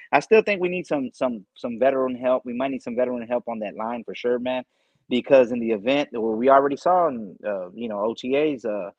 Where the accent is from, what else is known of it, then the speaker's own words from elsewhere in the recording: Texas, United States; I'm from Texas.